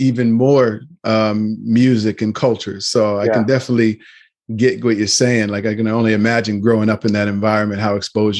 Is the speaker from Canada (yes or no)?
yes; Nova Scotia, Canada; I grew up in Nova Scotia, so I missed all of that diversity, you know. Grew up around a lot of black people and a lot of white people and a few Lebanese. And then I was always coming back and forth to Toronto